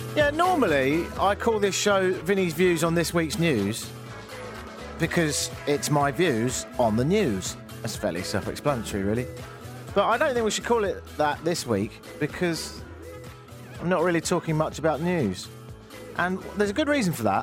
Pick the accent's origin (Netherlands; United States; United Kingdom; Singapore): United Kingdom; accent: British; moved away as an adult; now in Toronto, Canada